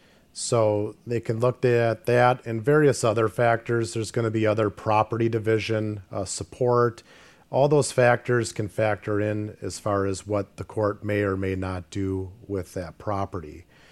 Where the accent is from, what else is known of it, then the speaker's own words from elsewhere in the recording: Grafton, Wisconsin, United States; I'm from Grafton, so I've been born and bred here in Ozaukee County.